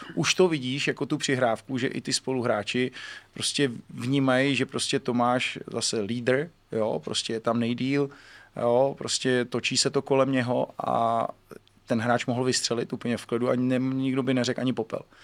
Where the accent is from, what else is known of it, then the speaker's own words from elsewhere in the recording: Czechia; my Češi